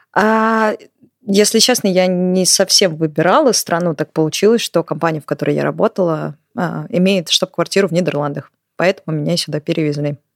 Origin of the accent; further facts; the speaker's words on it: Moscow, Russia; moved away as an adult; now in Utrecht, Netherlands; я как человек из Москвы